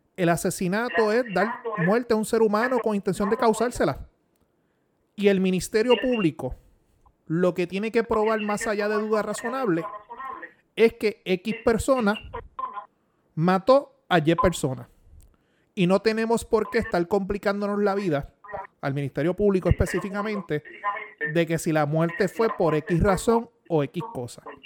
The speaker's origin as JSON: {"language": "Spanish", "country": "Puerto Rico", "said": "mi deber como buen puertorriqueño"}